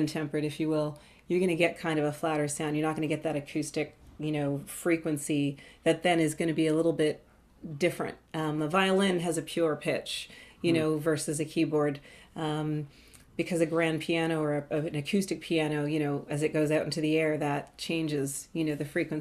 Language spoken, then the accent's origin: English; Toronto, Ontario, Canada; I'm from Toronto, Ontario, Canada